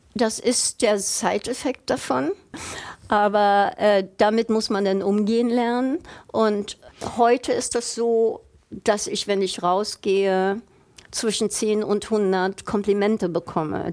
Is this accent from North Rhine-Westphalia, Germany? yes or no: no; Berlin, Germany; moved away as an adult; also born or lived in United States; in meiner Heimatstadt